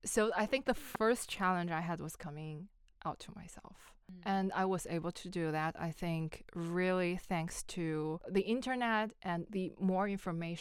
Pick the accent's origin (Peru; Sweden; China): China; moved away as an adult; now in Melbourne, Australia; I come from China. I've been in Australia for a little bit more than 3 years